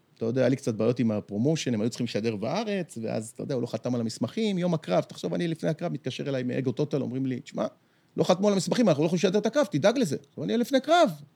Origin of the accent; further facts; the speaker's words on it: Bat Yam, Tel Aviv District, Israel; גדלנו בבת ים